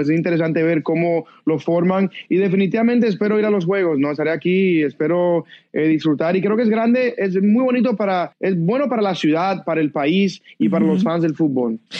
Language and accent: Spanish; United States; como latino, yo sé la importancia que es para para nuestra comunidad latina y también como americano